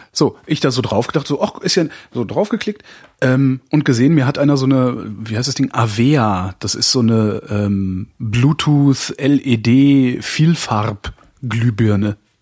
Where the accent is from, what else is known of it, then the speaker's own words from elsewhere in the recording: WDR broadcast area, North Rhine-Westphalia, Germany; moved away; ich komme ja aus der Ecke